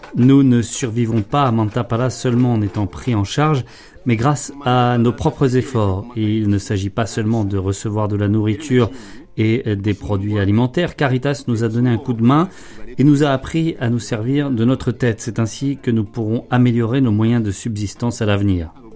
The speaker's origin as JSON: {"language": "French", "country": "DR Congo", "moved": "yes", "lives_now": "Zambia", "said": "je viens de République démocratique du Congo"}